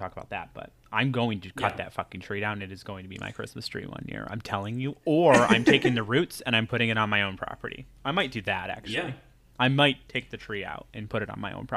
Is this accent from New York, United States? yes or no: yes; New York, United States; We're from the Northeast, New York